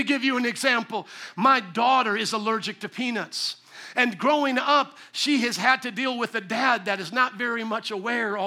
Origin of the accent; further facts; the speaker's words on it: Indiana, United States; moved away; Indiana, my home state